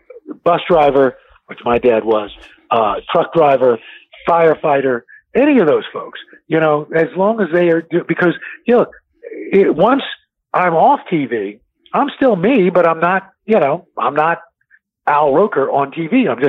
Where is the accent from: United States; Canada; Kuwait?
United States; New York City, New York; growing up in New York City, when I was a kid, seeing a Bill McCrary or a J.J. Johnston or a Gil Noble or Melba Tolliver, Bob Teague, all these folks